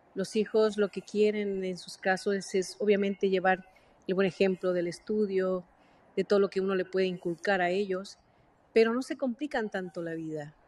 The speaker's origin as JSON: {"language": "Spanish", "country": "Mexico", "moved": "yes", "lives_now": "United States", "said": "yo soy mexicana, pero vivo en Estados Unidos"}